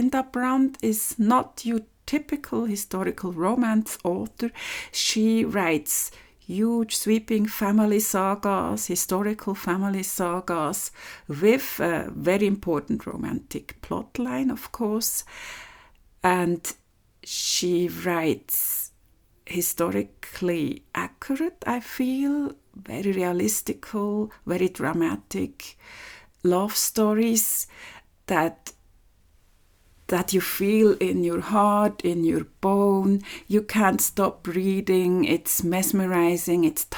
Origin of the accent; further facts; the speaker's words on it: Switzerland; English is a second language; this is the fourth episode of my podcast.